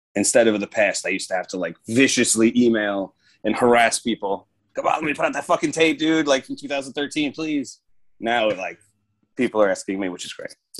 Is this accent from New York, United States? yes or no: yes; Long Island, New York, United States; I'm from New York. I grew up here. Obviously, I'm from here